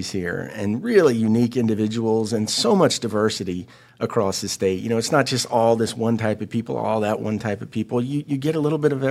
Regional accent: Florida, United States; You know, I've been in tourism for 30 years, and uh, I come from Florida, so I, have dealt with all types of crisis.

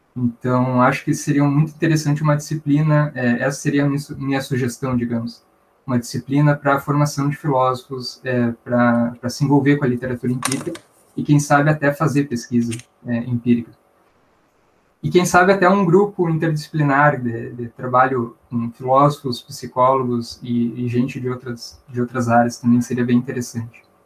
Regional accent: Santa Maria, Rio Grande do Sul, Brazil; eu nasci ali no USME, é, meus pais eram da casa dos estudantes, eu fiquei, morei ali até os quatro anos e meio

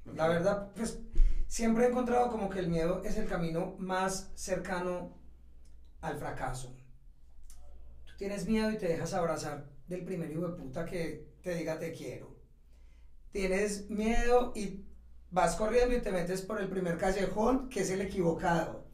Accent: Ciudad Bolívar, Antioquia, Colombia; moved away; also born or lived in London / Madrid; yo estudié en Bolívar y cuando terminé el bachillerato

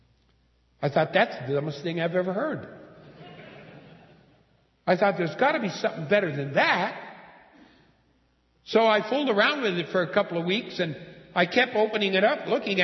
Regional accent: Pennsylvania, United States; moved away as an adult; my home state, Pennsylvania

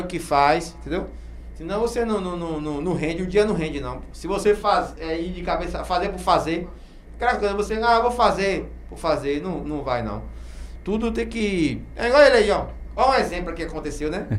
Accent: Feira de Santana, Bahia, Brazil; now in Camaçari, Brazil; Eu sou de Feira, natural de Feira Santana

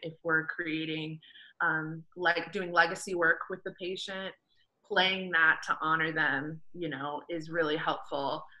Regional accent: Indiana, United States; now in South Florida, United States; we're both actually from Indiana, mm-hmm. and we currently live in South Florida.

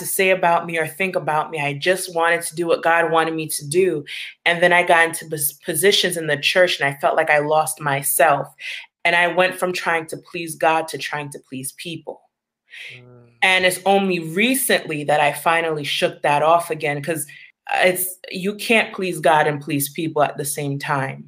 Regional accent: Long Island, New York, United States; I was born and raised in Long Island, New York. But I was raised in a Haitian household.

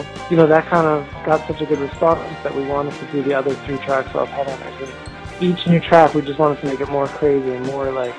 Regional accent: United States; I grew up actually outside New York, but it was close enough that I could get New York radio.

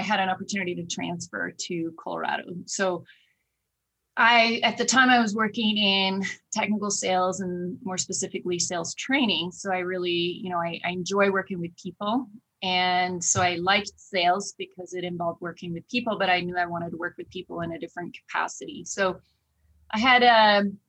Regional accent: Oslo, Norway; moved away as an adult; also born or lived in Oklahoma; now in United States; I grew up and born and raised in Oslo, Norway

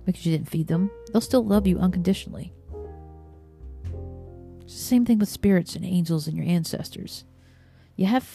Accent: the South, United States; growing up in the South

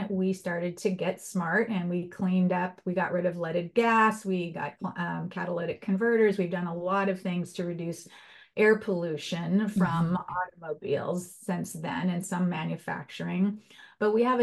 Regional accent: Los Angeles, California, United States; When I was a little girl, I grew up in Los Angeles

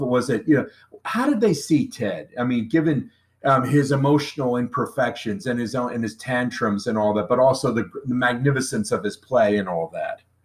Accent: New Jersey, United States; I grew up in New Jersey

